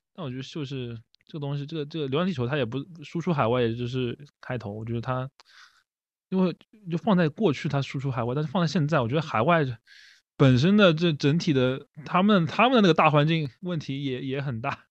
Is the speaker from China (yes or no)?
yes; Shanghai, China; 作为上海人